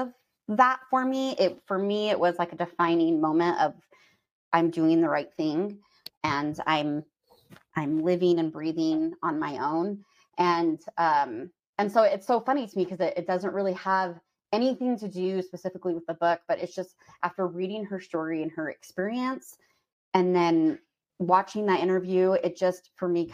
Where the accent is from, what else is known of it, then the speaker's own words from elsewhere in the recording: Idaho, United States; I live in Idaho. I grew up in Idaho.